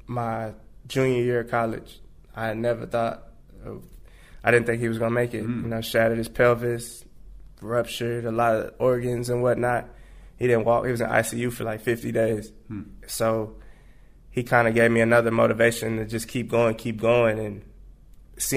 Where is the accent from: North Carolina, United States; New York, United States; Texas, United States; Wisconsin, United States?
Texas, United States; San Antonio; I'm from Texas. I'm from San Antonio